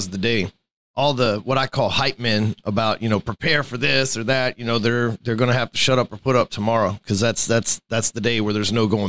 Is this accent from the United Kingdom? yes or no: no; Texas, United States; I've been here for 41 years